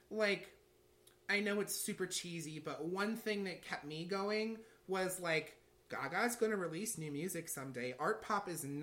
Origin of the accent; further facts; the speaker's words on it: St. Louis, Missouri, United States; when i went to mizzou that was a far distance from st louis